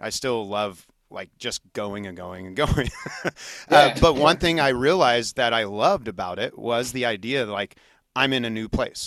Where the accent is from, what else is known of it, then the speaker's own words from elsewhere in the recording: Junction City, Kansas, United States; moved away; also born or lived in New Orleans; I'm originally from Junction City, Kansas